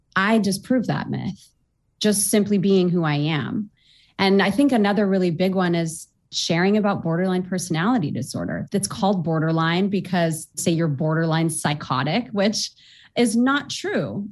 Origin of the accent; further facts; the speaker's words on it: Orange County, California, United States; I was born and raised in Orange County, California